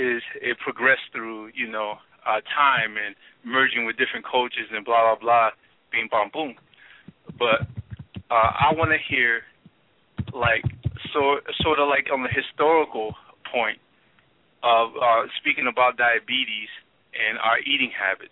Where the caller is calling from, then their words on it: Baltimore, Maryland, United States; I'm calling basically from Baltimore, Maryland. So I'm not in the Bronx at this time